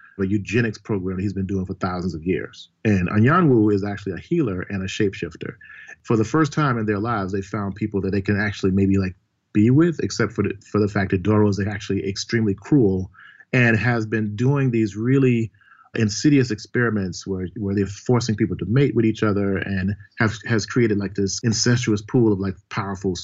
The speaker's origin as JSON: {"language": "English", "region": "Mississippi", "country": "United States", "said": "I'm from Mississippi originally"}